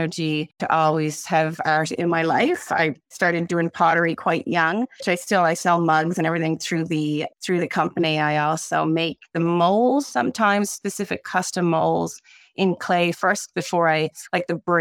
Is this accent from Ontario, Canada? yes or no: no; St. John's, Newfoundland and Labrador, Canada; I grew up in the East End, St. John's